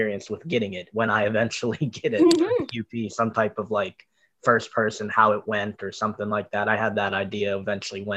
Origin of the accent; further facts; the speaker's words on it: North Lauderdale, Florida, United States; also born or lived in Parkland; now in Coral Springs, United States; I'm in Coral Springs, Parkland mostly right now. But I'm from North Lauderdale